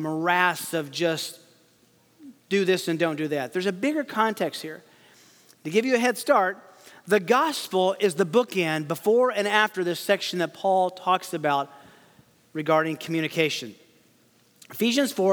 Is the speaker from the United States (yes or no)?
yes; Tennessee, United States; I am from Tennessee, so English is technically my second language.